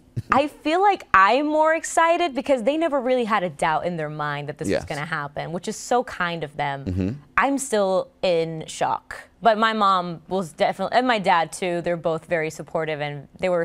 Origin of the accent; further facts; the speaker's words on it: Trujillo Alto, Puerto Rico; moved away as an adult; also born or lived in Bayamón, Puerto Rico; now in New York, United States; But I was raised in Trujillo Alto.